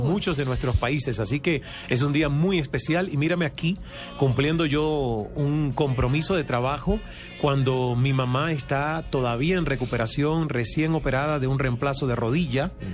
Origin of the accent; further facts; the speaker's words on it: El Caney, Santiago de Cuba, Cuba; moved away as an adult; now in Canada; en esa finca yo crecí subiéndome las matas de mangos